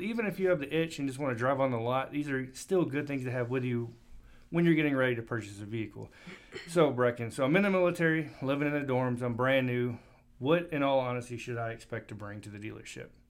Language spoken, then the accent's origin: English; Anniston, Alabama, United States; moved away as an adult; now in Alamogordo, United States; I'm actually from Anniston, Alabama